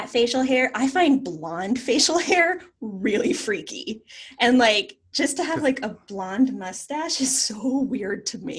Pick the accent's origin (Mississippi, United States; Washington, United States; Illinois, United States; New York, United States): Washington, United States; outside of Seattle; I grew up just outside of Seattle